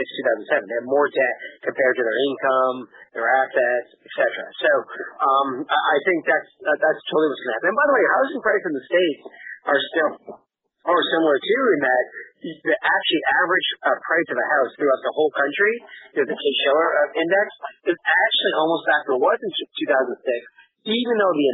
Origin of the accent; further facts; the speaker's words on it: Canada; moved away; I'm from Canada, and I haven't lived there in years